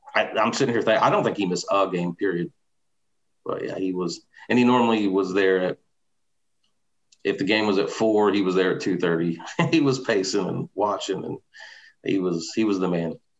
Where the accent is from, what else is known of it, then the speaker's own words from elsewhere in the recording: Southern Illinois, United States; I was from Southern Illinois